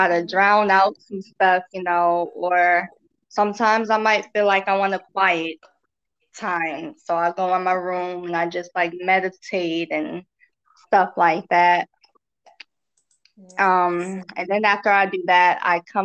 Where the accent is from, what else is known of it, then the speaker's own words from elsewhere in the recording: North Carolina, United States; I'm from North Carolina.